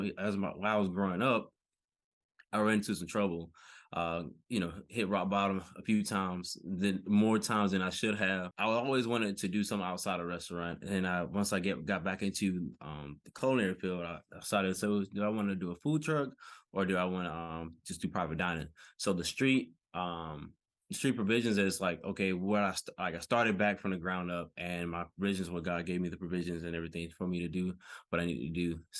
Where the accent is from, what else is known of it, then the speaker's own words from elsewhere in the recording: Decatur, Georgia, United States; All right, so I'm from Decatur, Georgia.